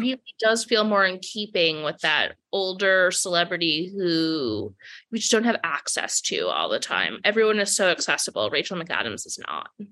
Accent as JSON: {"language": "English", "town": "Providence", "region": "Rhode Island", "country": "United States", "tie": "born or raised there", "moved": "yes", "lives_now": "New York, United States", "said": "I grew up in Providence, Rhode Island"}